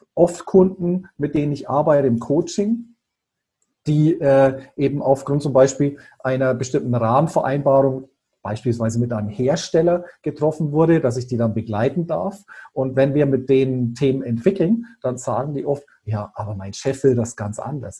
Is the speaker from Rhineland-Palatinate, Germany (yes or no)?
no; Bayreuth, Bavaria, Germany; ich bin in Bayreuth aufgewachsen, also waschechter Franke.